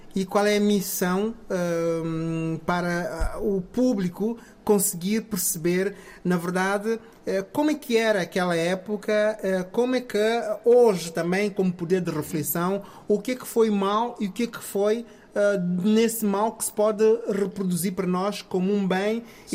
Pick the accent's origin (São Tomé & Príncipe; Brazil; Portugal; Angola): São Tomé & Príncipe; moved away; eu sou de São Tomé e Príncipe, origem